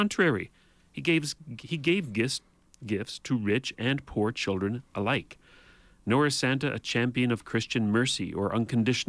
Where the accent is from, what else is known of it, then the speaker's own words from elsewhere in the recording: Canada; as a Canadian